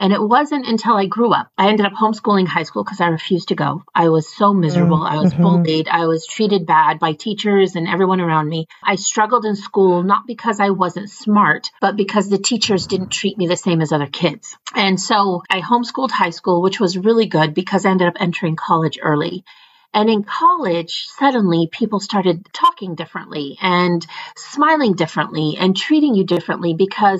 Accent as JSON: {"language": "English", "country": "United States", "tie": "born or raised there", "said": "a Muslim American growing up, and at the time we were refugees"}